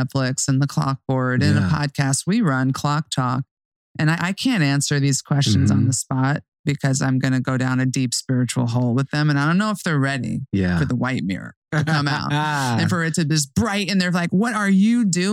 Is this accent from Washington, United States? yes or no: no; Hudson Valley, New York, United States; I grew up in the Hudson Valley and it's a very cliffy and hilly